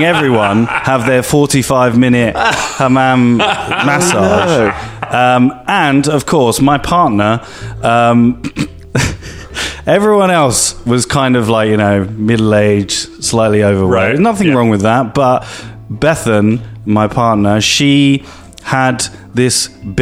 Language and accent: English; London, United Kingdom